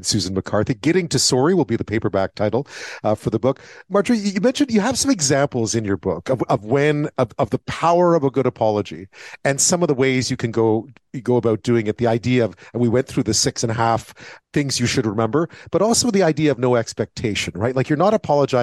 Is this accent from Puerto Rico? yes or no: no; Canada; as a Canadian